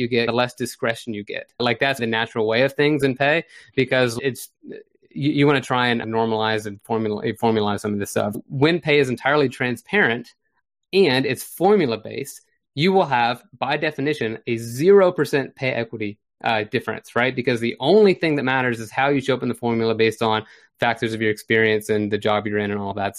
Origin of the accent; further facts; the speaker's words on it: Florida, United States; my home state of Florida